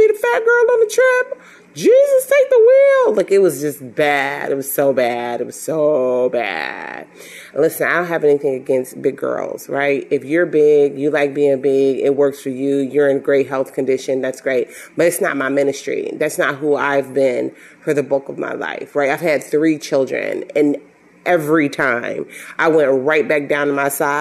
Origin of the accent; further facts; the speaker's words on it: Chicago, Illinois, United States; even though I'm from Chicago, the health system that I worked for was located out of Birmingham, Alabama.